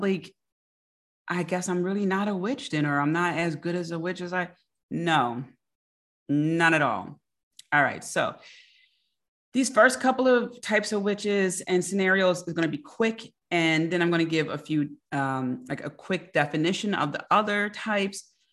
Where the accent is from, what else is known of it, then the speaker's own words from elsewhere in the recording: Philadelphia, Pennsylvania, United States; I'm from Philly